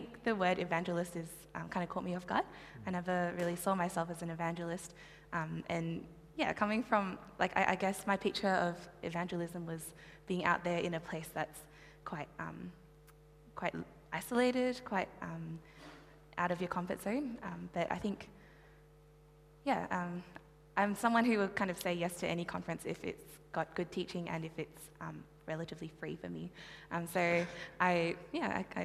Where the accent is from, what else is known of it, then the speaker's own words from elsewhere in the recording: Sydney, New South Wales, Australia; also born or lived in Malaysia / Cherrybrook; I grew up for about 10 years of my life in Lane Cove, and then moved to Cherrybrook in 2007